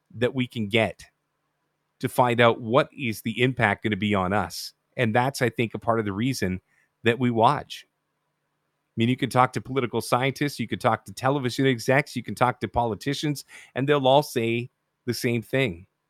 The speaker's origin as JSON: {"language": "English", "country": "Canada", "said": "being a Canadian"}